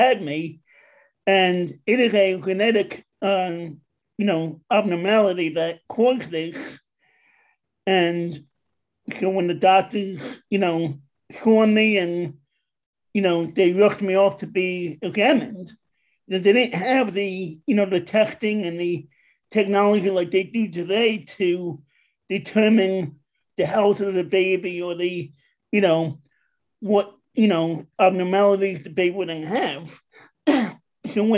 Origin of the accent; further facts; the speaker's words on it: New York, United States; now in West Chester, Pennsylvania, United States; I'm from originally from New York, but I'm now living in Westchester, Pennsylvania